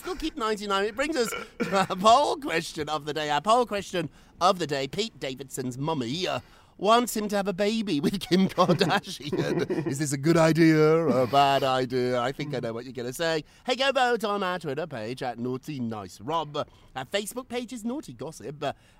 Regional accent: Birmingham, West Midlands, United Kingdom; now in New York, United States; If somebody told me when I was a little kid growing up in Birmingham, England, that I would be living in New York talking to Loopy Lou on Thursdays, I'd be like, that's delusional.

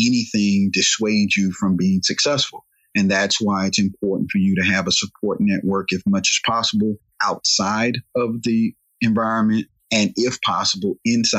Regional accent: Raleigh, North Carolina, United States; our area of Raleigh, North Carolina, I'm from Southeast Raleigh

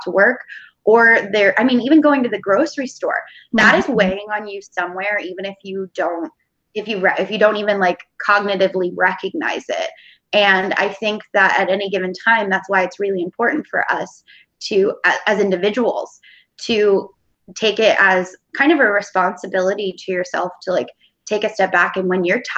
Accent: Pennsylvania, United States; moved away as an adult; now in Portland, United States; I grew up in Pennsylvania

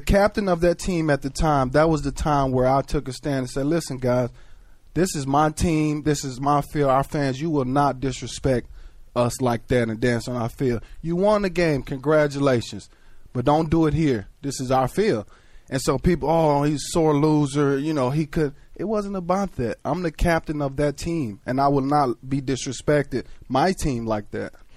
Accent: Texas, United States; growing up in a state like Texas where football was huge

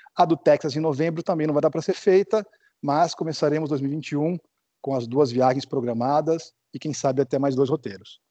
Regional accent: Americana, São Paulo, Brazil; eu voltei para Americana, que é de onde eu sou, aqui no interior de São Paulo

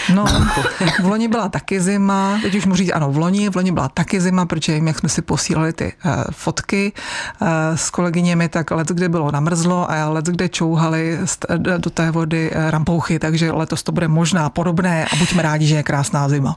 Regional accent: Pardubice area, Chrudim area, Pardubice Region, Czechia; u nás na Pardubicku, na Chrudimsku

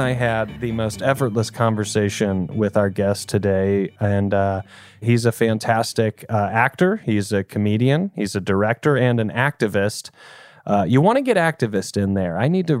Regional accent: Greenville, South Carolina, United States; now in Los Angeles, United States; I'm from Greenville. I'm so close. I'm from like hour and a half.

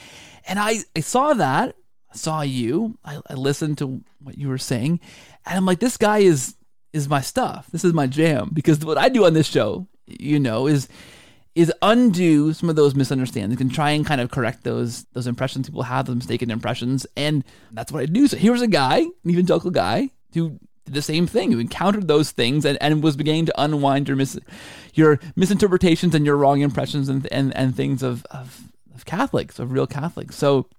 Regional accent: Canada; You know, the Canadian in me, which is all of me because I'm fully Canadian

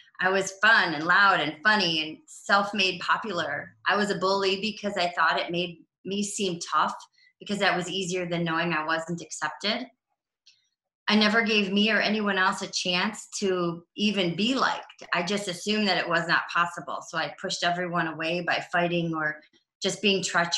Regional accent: Cleveland, Ohio, United States; also born or lived in Los Angeles / Colorado; I'm from Cleveland, Ohio, born and raised

